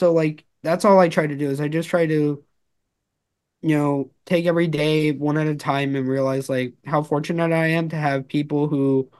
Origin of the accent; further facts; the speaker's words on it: Los Angeles, California, United States; I'm originally from Los Angeles.